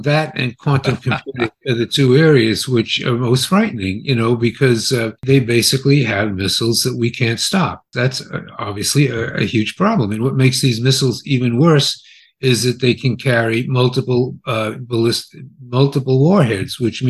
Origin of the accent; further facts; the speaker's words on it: United States; So I'm happy it's happening because I'm an American and I believe they're our enemy.